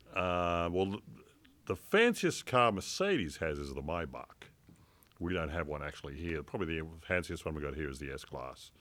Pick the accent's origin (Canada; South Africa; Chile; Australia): Australia; Port Macquarie, New South Wales; moved away as an adult; also born or lived in La Trobe Valley, Victoria / Merimbula, New South Wales; now in Medford, United States; I grew up from Lebanon onwards in Port Macquarie, which is up on the north coast of New South Wales.